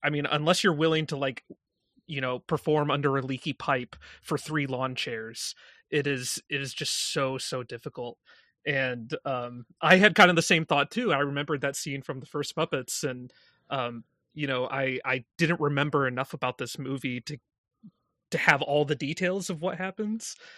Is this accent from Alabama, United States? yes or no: no; Indiana, United States; moved away as an adult; now in New York, United States; when I moved to New York from my hometown in Indiana